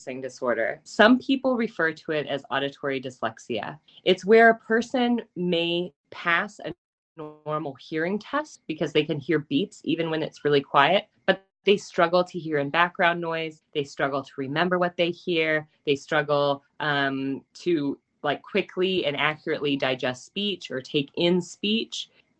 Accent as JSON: {"language": "English", "region": "Kansas", "country": "United States", "also_born_or_lived": "New Zealand", "moved": "as an adult", "lives_now": "Sunshine Coast, Australia", "said": "I am originally from Kansas. I lived in New Zealand for 9 years, and now I live in the Sunshine Coast in Australia."}